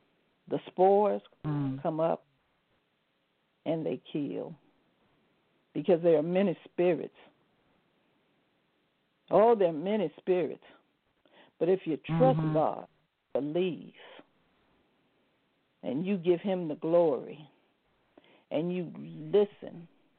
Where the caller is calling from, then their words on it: Arizona, United States; moved away as an adult; also born or lived in California; I'm calling from Arizona. And just as she said, I had came from California to Arizona, me and my son.